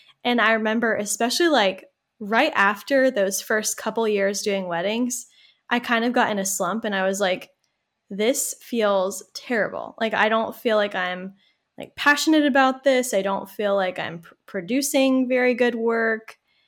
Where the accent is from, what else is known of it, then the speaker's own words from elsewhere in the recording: Malden, United States; a small little town in the suburbs. It is growing a little bit. Like it's getting bigger. That's my hometown. And I actually got a job doing marketing for the city of Malden.